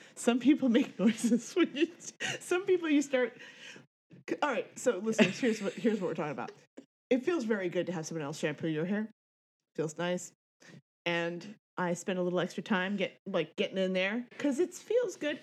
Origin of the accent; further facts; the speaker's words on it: Tallahassee, Florida, United States; I'm from the land of friggin' you know, Tallahassee